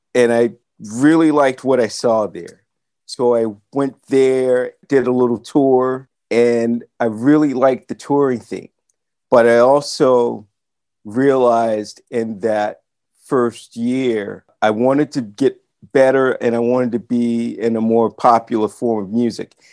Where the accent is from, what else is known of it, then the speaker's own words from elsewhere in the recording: Atlanta, Georgia, United States; moved away as an adult; now in Los Angeles, United States; Sam Sims, bass player who I grew up around in Atlanta